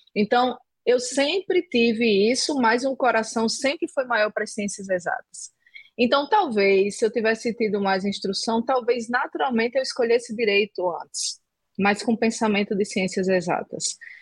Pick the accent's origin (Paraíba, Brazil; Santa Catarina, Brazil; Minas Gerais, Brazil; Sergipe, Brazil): Paraíba, Brazil; João Pessoa; Eu sou originalmente de João Pessoa